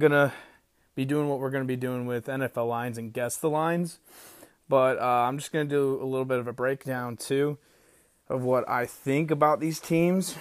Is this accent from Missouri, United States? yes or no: yes; St. Louis, Missouri, United States; Born and raised in Saint Louis